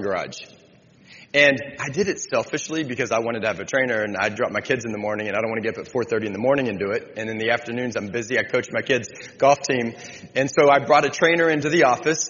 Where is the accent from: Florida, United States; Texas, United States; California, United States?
Texas, United States; Austin; I'm from Austin, Texas